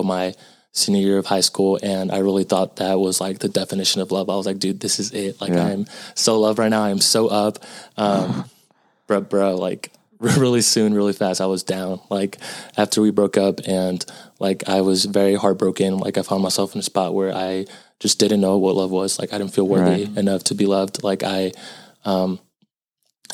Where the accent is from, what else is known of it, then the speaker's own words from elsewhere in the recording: Houston, Texas, United States; also born or lived in Austin, Texas; I was born in Houston, and I currently go to the University of Texas at Austin